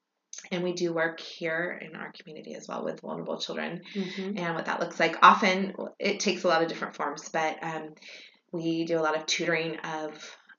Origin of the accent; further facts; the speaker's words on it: Hong Kong; born there; one interesting thing about me that most people don't know is that I was born in Hong Kong. So I was born in 1970.